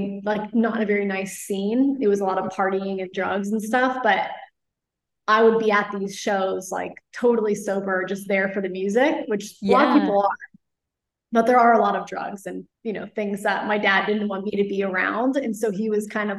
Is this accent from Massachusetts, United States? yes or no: no; Flower Mound, Texas, United States; I grew up in Dallas, a suburb outside called Flower Mound